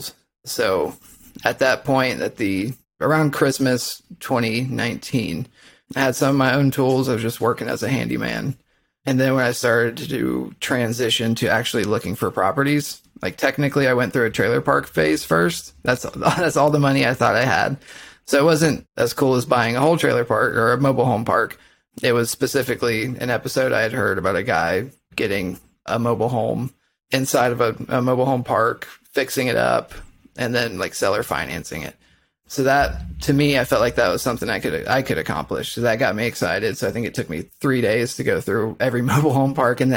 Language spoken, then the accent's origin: English; Dayton, Ohio, United States; I'm from Dayton, Ohio